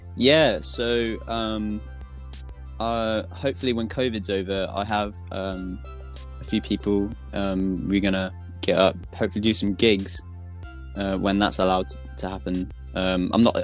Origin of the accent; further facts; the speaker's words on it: Southampton, South East England, United Kingdom; I'm from Southampton